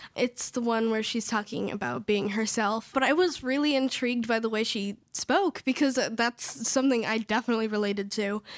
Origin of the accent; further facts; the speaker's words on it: Idyllwild, California, United States; also born or lived in Riverside, California; now in Los Angeles, United States; I was born in Riverside, California, and I was raised in Idlewild, California